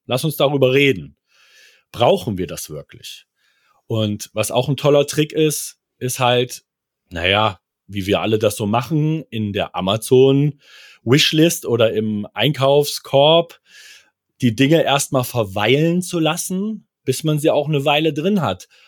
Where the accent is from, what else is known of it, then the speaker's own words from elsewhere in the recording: near Kassel, Hesse, Germany; Ich komme aus der Nähe von Kassel